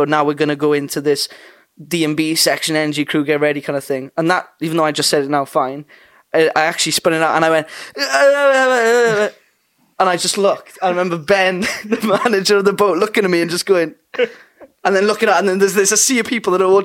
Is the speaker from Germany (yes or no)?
no; Wales, United Kingdom; I'm a kid from Wales